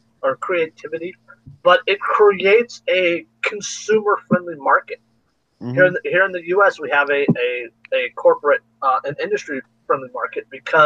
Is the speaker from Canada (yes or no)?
yes; Canada; I'll just bump into someone and apologize. I'm Canadian.